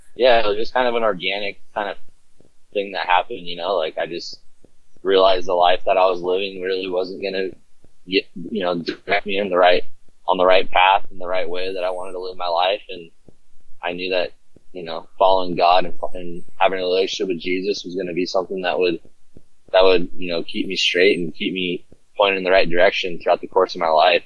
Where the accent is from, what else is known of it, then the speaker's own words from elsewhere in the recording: Southern California, United States; I was born and raised in Southern California